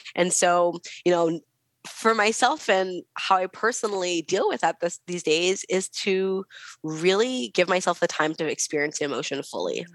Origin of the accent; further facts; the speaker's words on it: West Coast, United States; I'm from the West Coast